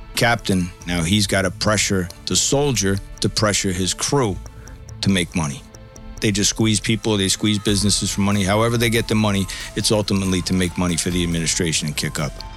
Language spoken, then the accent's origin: English; Bayonne, New Jersey, United States; I grew up in a city called Bayonne, New Jersey, just outside of Manhattan.